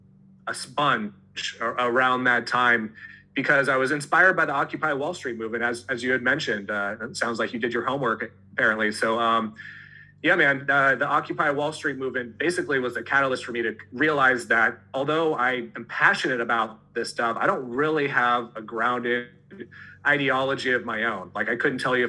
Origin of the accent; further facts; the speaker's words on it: Santa Cruz, California, United States; I grew up in the Bay Area, Santa Cruz, California